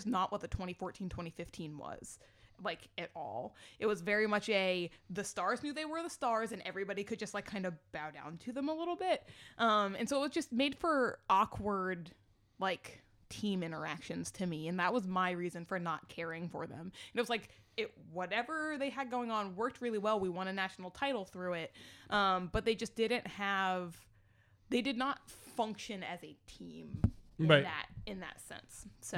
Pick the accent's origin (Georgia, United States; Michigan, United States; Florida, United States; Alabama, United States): Florida, United States; And then I'm from Florida, and I can remember that whole thing.